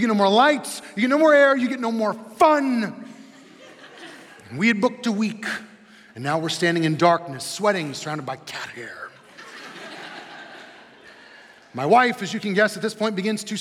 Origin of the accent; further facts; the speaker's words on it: Midwest, United States; We're from the Midwest